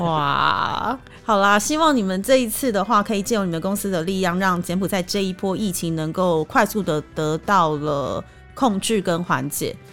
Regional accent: Taiwan; 以我们台湾人讲

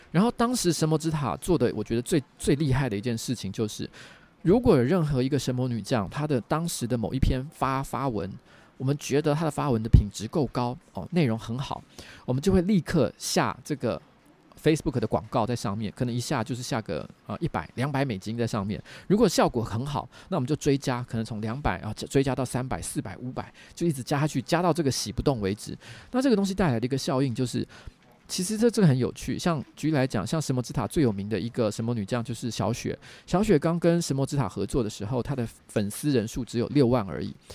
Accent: Taiwan; 我是唯一的台湾人

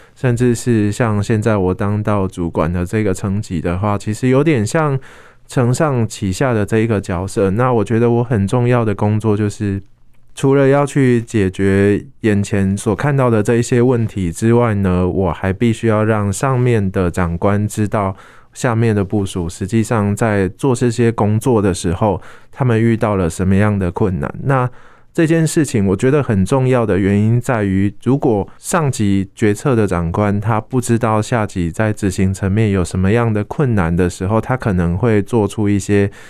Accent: Kaohsiung, Taiwan; moved away as an adult; 我的家人都在高雄

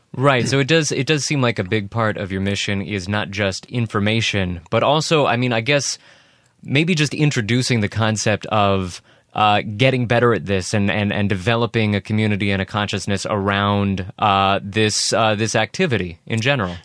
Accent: Northern California, United States; I grew up in Northern California

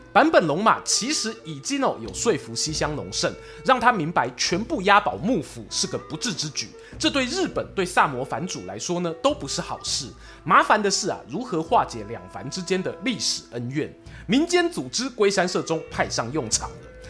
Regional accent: Yilan, Yilan County, Taiwan; 我们宜兰人

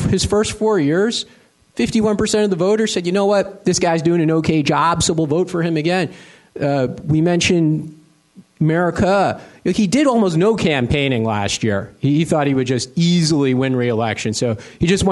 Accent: United States; now in Asia; as an American

